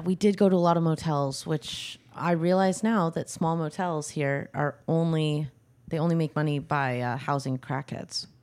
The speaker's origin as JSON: {"language": "English", "town": "Butte", "region": "Montana", "country": "United States", "tie": "born or raised there", "also_born_or_lived": "New York City / England", "moved": "yes", "lives_now": "Los Angeles, United States", "said": "back to my hometown"}